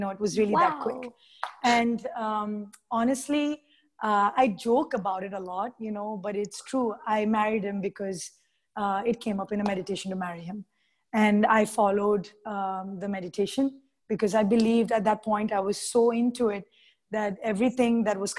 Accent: India; I'm Indian

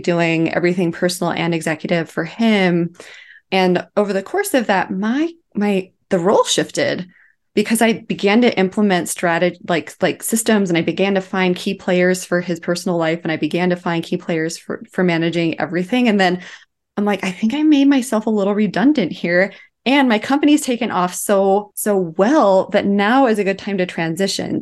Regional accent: Twin Falls, Idaho, United States; I was living in Twin Falls, Idaho, which is my hometown

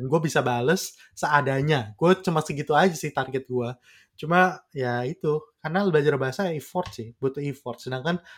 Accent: Indonesia; accent: Indonesian; iya tapi nggak sefluan itu juga sih bahasa Inggris gue makanya gue kayak gue nggak aksen gue masih aksen so Indonesian gitu

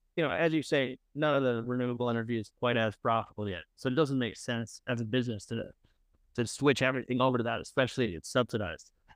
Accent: upstate New York, United States; now in New York City, United States; I'm from upstate New York, like, two hours north of the city

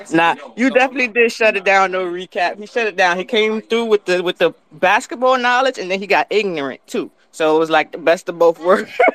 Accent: New York, United States; I'm a New Yorker

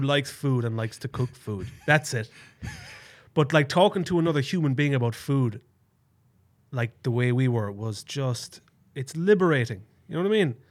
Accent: Ireland; moved away; Truly Town, my hometown where I grew up

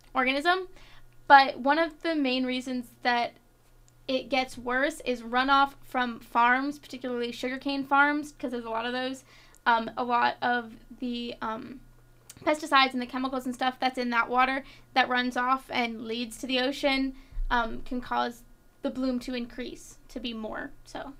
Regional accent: Florida, United States; moved away; my home state of Florida

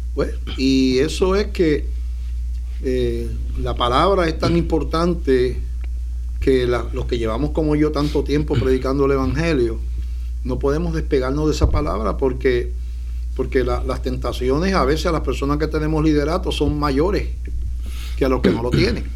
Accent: Puerto Rico; Puerto Rico, para los que no ven otros países, está, pertenece a Estados Unidos, no somos ciudadanos americanos de nacimiento desde hace más de un siglo

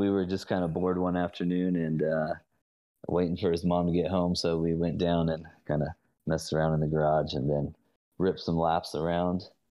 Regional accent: Southern California, United States; now in Florida, United States; I grew up in Southern California

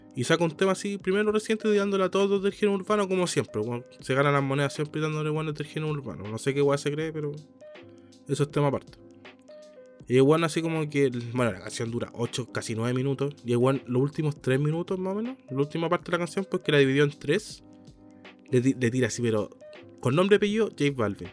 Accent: Chile; unido a todos como chilenos

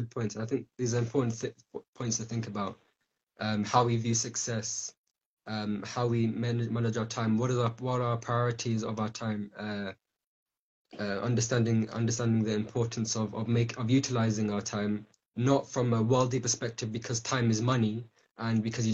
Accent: United Kingdom; we're from Britain, the UK

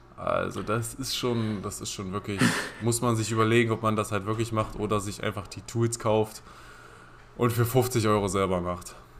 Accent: Halberstadt, Saxony-Anhalt, Germany; wir kommen ja beide aus Halberstadt

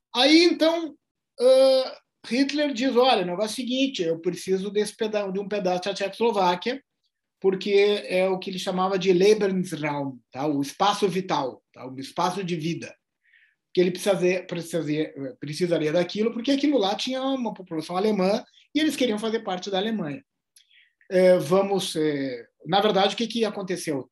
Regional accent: Brazil; Do Brasil.

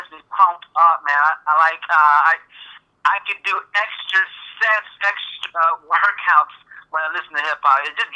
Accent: Chicago, Illinois, United States; also born or lived in Florida; I grew up in the Chicagoland area in high school and middle school

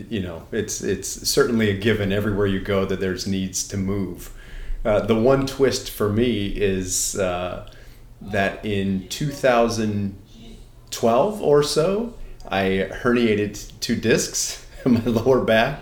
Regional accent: Southern California, United States; moved away as an adult; also born or lived in Connecticut / Minnesota / Mississippi / Kentucky; now in Bay Area, United States; I grew up in Southern California.

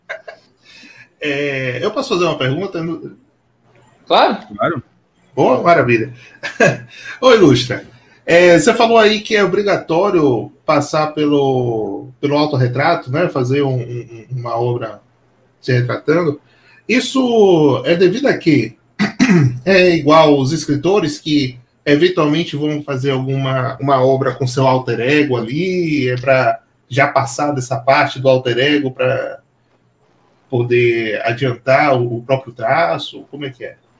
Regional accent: Salvador, Bahia, Brazil; sou de Salvador

